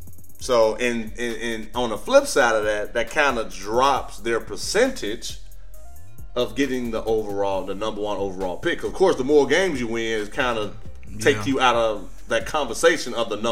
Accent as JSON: {"language": "English", "region": "Midwest", "country": "United States", "said": "y'all know I'm from the Midwest."}